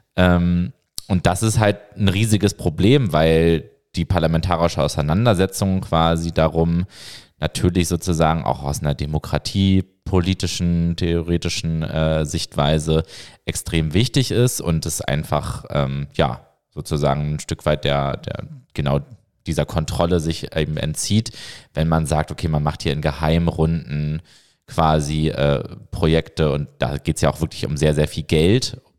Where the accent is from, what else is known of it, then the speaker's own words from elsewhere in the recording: Hamburg, Germany; now in Berlin, Germany; ich bin ja selber äh, gebürtiger Hamburger